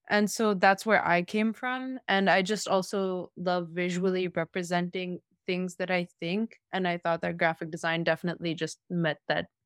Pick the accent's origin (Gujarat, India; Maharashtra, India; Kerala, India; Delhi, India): Delhi, India; New Delhi; now in California, United States; I come from New Delhi, India.